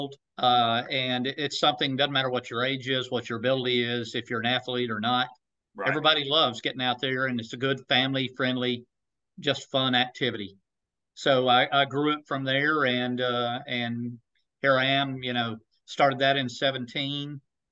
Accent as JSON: {"language": "English", "town": "Chattanooga", "region": "Tennessee", "country": "United States", "tie": "born or raised there", "said": "I was born and raised in Chattanooga"}